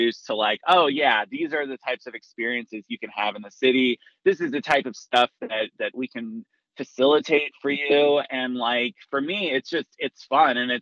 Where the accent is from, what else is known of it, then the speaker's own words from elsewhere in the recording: Salt Lake City, Utah, United States; moved away as an adult; also born or lived in New York City; I'm originally from Salt Lake City